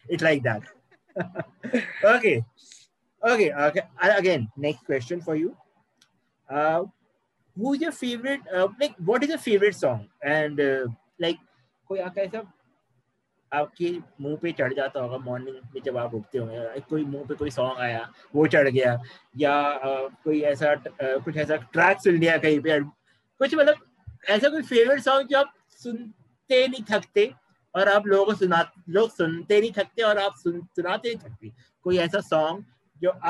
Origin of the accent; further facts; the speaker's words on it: India; proud कि हम ऐसी कंट्री से हैं जहाँ